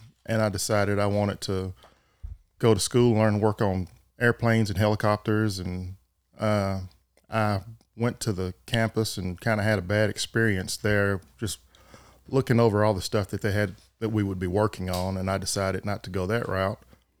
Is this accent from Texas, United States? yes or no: yes; Waco, Texas, United States; Waco. Grew up there, born, went to school in Robinson out there, and that's where I've been and never went anywhere else.